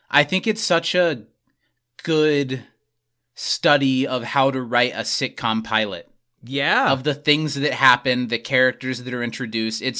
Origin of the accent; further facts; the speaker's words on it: Indiana, United States; Good old Indiana. Good old Indiana. Indiana.